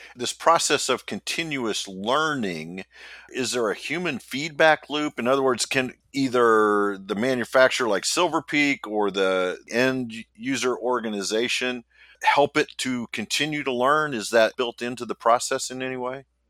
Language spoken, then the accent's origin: English; Midwest, United States; I am from the Midwest